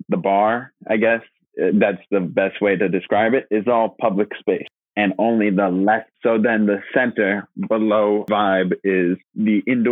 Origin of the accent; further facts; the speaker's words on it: New York, United States; my hometown in New York